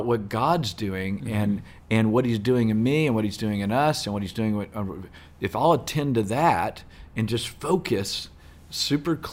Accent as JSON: {"language": "English", "region": "Southeast Texas", "country": "United States", "accent": "Southeast Texas vernacular", "said": "This is Southeast Texas vernacular"}